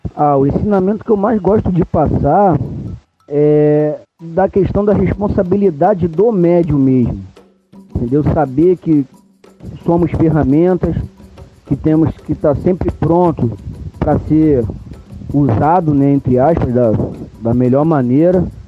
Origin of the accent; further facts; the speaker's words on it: Vaz Lobo, Rio de Janeiro, Brazil; also born or lived in Santa Cruz, Rio de Janeiro; desde bebê, eu fui criado dentro do, do terreiro de Umbanda, da vovó Maria Conga, lá em Vaz Lobo